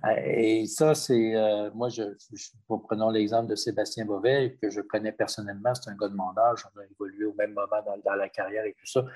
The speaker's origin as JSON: {"language": "French", "town": "Quebec City", "region": "Quebec", "country": "Canada", "tie": "born or raised there", "said": "Moi, je suis un gars de Québec, je suis né à Québec"}